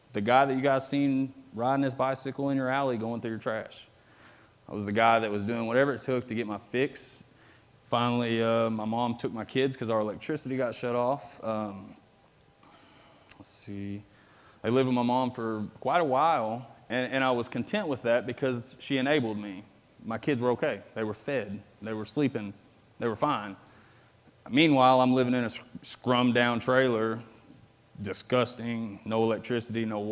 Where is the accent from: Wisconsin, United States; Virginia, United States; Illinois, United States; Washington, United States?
Illinois, United States; Metropolis; was born and raised here in Metropolis, Illinois.